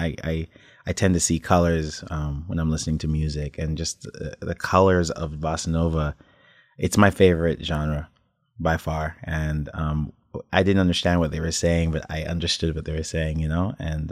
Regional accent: Toronto, Ontario, Canada; I was born in Toronto.

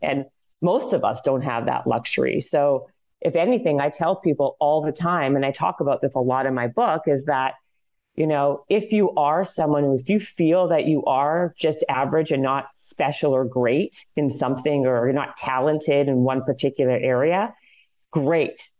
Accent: Canada; I'm Canadian

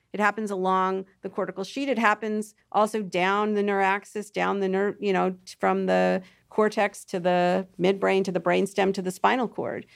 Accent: Toronto, Ontario, Canada; I'm actually from Toronto, which is just like New York

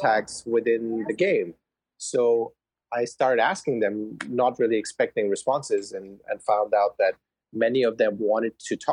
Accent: India; now in Indianapolis, United States; I grew up in India, and I watched Manchester United since I was a kid, and then moved here stateside

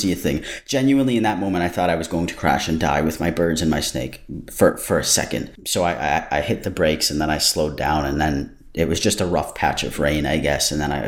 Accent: United States; moved away as an adult; now in Canada; I'm American

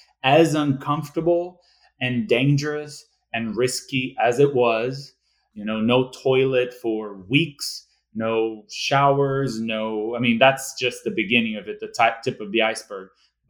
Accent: Rio de Janeiro, Brazil; I was born and raised in Rio, in a lower middle class family.

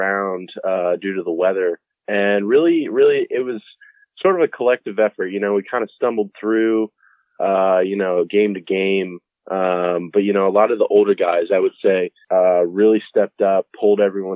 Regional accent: Winter Park, Florida, United States; I'm from Winter Park, Florida, we've been there for about 14 years.

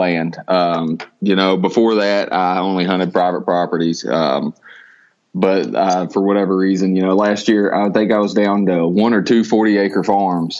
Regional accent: southern Indiana, United States; also born or lived in North Carolina; Originally, I'm from North Carolina, but I've been in southern Indiana for the majority of my life

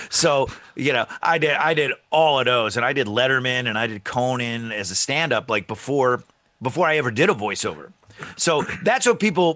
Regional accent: East Syracuse, New York, United States; he and I, we grew up in East Syracuse, New York

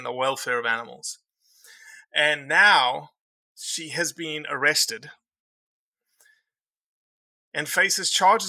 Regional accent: Northeast, United States; So what's the issue here, Miss? I'm from the Northeast and I know what's going on.

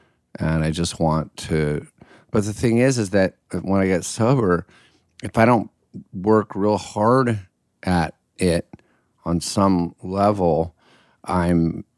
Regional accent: Connecticut, United States; also born or lived in Pennsylvania / Illinois; Connecticut, Pennsylvania, Illinois, just like the Midwest. And we were always by acres of woods

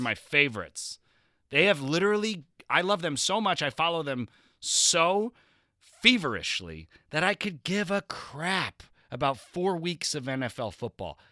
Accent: New Jersey, United States; I'm from New Jersey

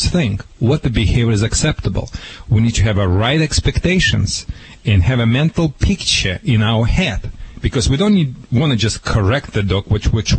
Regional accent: Russia; English is a second language; moved away as an adult; now in United States; Back in Soviet Union, when we had nothing on the shelves

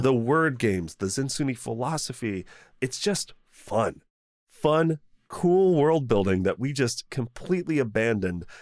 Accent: United States; being an American

